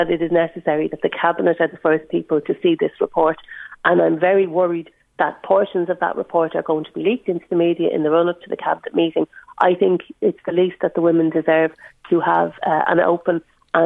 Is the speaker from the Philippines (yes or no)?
no; Ireland; As an Irish woman and someone who uses the cervical check service